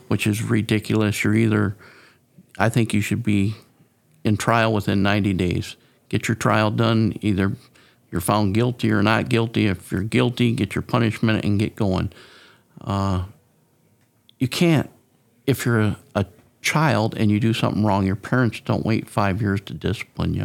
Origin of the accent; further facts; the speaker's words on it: Mendota, Illinois, United States; moved away as an adult; now in Whiteside County, United States; I grew up in Mendota, uh, a little distance from here